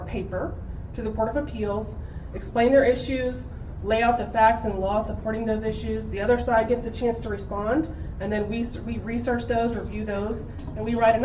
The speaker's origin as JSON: {"language": "English", "town": "Spring", "region": "Texas", "country": "United States", "tie": "born or raised there", "said": "I'm from Spring, Northwest Houston. I went to Klein High School"}